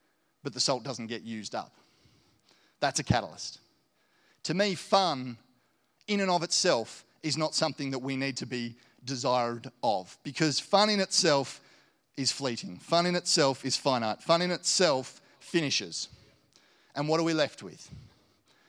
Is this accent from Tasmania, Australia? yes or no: yes; Launceston, Tasmania, Australia; also born or lived in Hobart; I grew up in Launceston and had a great upbringing, went to a great school.